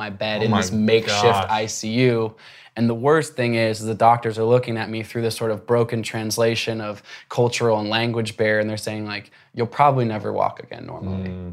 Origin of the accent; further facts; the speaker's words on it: Portland, Oregon, United States; I grew up in Portland, Oregon